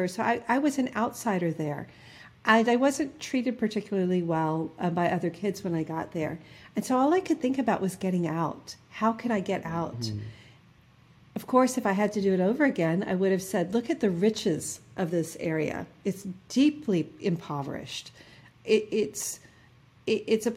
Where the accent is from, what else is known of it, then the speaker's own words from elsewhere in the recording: Selma, Alabama, United States; accent: New Jersey; moved away; also born or lived in New Jersey / Boston; I grew up in Selma, Alabama